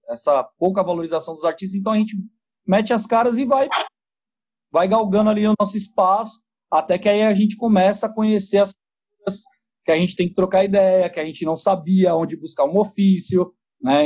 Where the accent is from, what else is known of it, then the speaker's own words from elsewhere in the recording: Guarulhos, São Paulo, Brazil; meu pai e minha mãe já, já estavam aqui residentes em Guarulhos